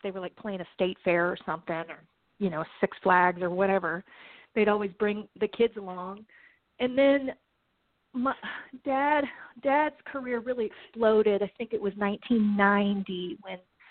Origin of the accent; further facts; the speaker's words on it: Franklin, Tennessee, United States; I grew up in Nashville, Tennessee, really a little bit south of Nashville, area called Franklin